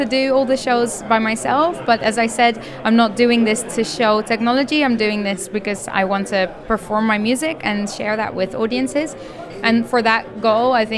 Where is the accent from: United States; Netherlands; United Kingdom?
Netherlands; I'm a musician from the Netherlands